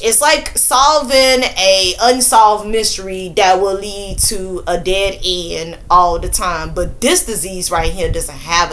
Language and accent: English; Mississippi, United States; I am from Mississippi